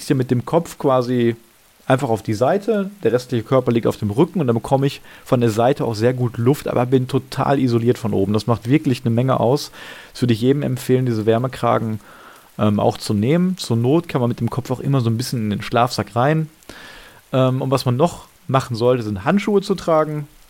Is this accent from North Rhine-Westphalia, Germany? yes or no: yes; Gladbeck, North Rhine-Westphalia, Germany; now in Essen, Germany; Gladbeck, also meiner Heimatstadt